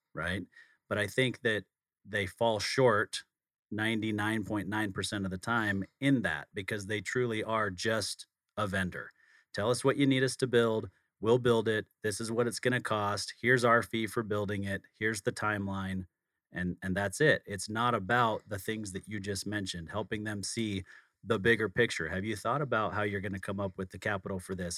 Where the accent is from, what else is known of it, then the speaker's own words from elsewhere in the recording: outside of Salt Lake City, Utah, United States; I grew up outside of Salt Lake City, not as small of a town